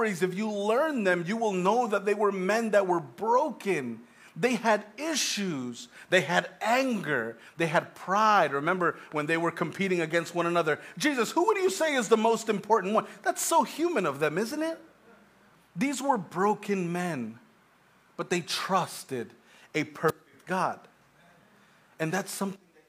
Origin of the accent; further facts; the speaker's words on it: Long Island, New York, United States; We're from Long Island